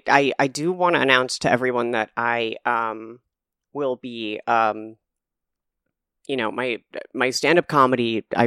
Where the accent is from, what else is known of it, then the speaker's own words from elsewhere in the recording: Calabasas, California, United States; I was in my hometown of Calabasas, California